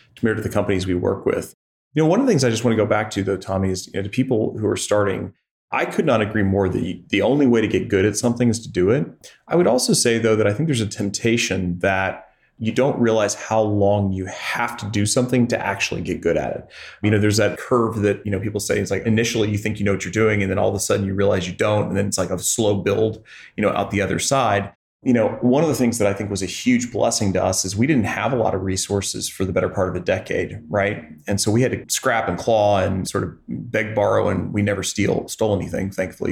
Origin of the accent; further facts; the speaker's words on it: Joplin, Missouri, United States; now in Columbia, United States; I grew up in Joplin, Missouri